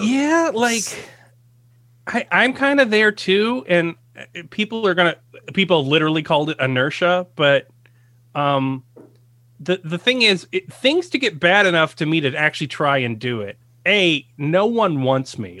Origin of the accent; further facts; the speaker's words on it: United States; I'm an American